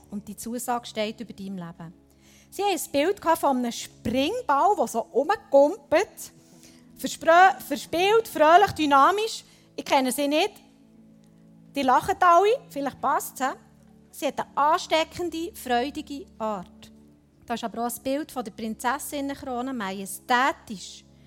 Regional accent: Switzerland; bei uns in der Schweiz

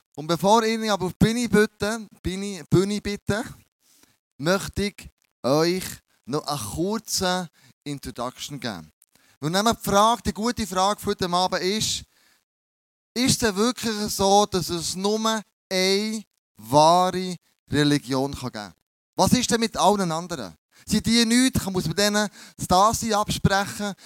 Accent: Bern, Switzerland; accent: Bernese German; mein, mein Berndeutsch ist ein bisschen speziell

